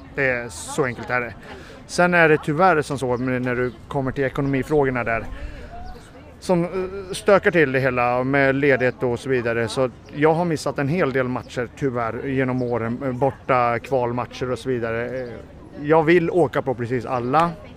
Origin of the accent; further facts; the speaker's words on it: Sweden; jag är väl svensk medborgare